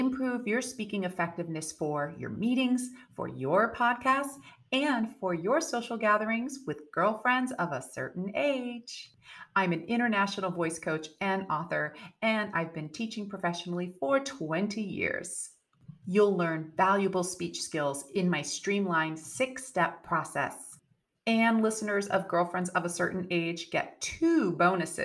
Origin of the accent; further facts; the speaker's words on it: United States; being American